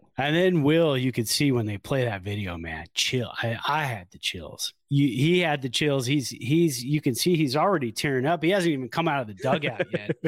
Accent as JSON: {"language": "English", "area": "Bay Area", "region": "California", "country": "United States", "tie": "born or raised there", "said": "all of us teenagers growing up in the Bay Area"}